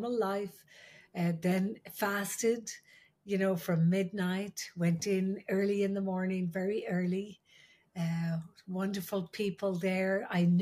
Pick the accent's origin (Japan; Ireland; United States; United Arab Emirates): Ireland; I'm the Irish midwife